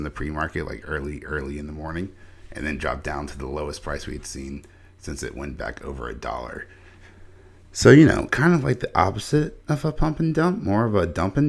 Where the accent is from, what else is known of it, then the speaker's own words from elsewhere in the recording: Rock Hill, South Carolina, United States; my hometown of Rock Hill, South Carolina